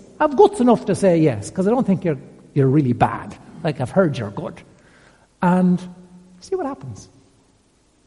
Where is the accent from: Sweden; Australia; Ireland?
Ireland; County Westmeath, Leinster; I grew up in County Westmeath